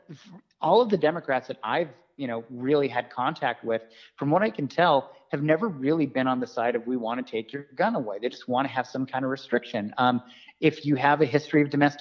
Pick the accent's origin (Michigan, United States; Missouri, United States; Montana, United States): Montana, United States; my home state of Montana